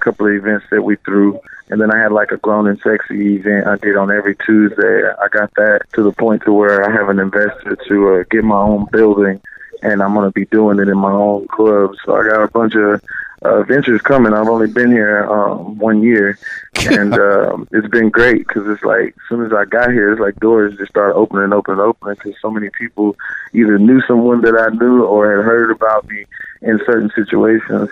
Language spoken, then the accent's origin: English; Austin, Texas, United States; moved away as an adult; now in Los Angeles, United States; We're from Texas, uh, out of Austin